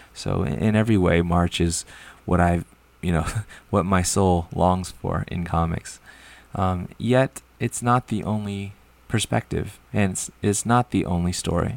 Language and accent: English; California, United States; growing up as a Californian